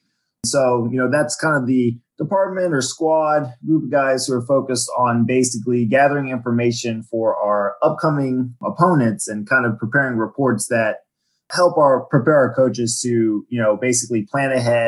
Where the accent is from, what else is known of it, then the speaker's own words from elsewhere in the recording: Virginia, United States; also born or lived in Washington, D.C.; I'm from Washington, D.C. originally. I grew up on the Virginia side in Fairfax County. I moved around a lot as a kid. I was an Army brat, but that's where I spent most of my schooling years.